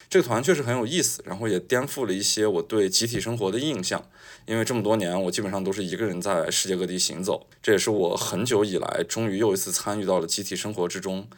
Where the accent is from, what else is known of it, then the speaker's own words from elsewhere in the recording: China; 我是一个中国人的身份